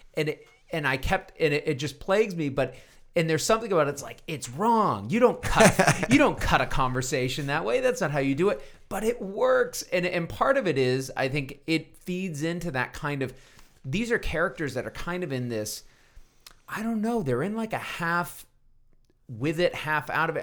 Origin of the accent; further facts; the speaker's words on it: Texas, United States; As a Texan